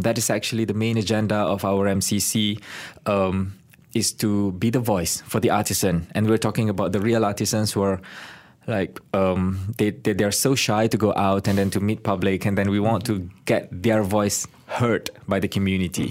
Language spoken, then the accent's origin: English; Kelantan, Malaysia; moved away as an adult; also born or lived in Kuala Lumpur, Malaysia; I'm from Kelantan, but I go back to I went back to my hometown